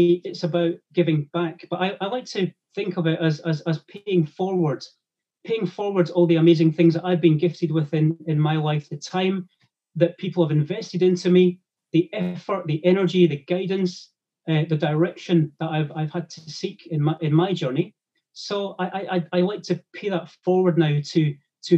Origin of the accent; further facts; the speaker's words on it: Grangemouth, Scotland, United Kingdom; growing up in Grangemouth in Scotland